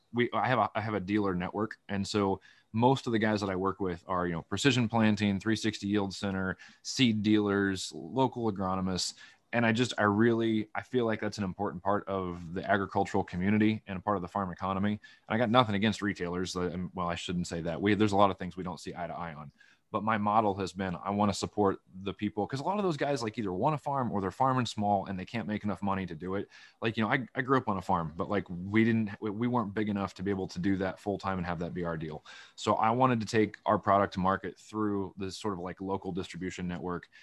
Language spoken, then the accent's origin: English; Van Buren County, Iowa, United States; moved away as an adult; also born or lived in Illinois; now in Washington, United States; when you grow up in Van Buren County, Iowa, you gotta drive an hour to an hour and a half to get anything anyway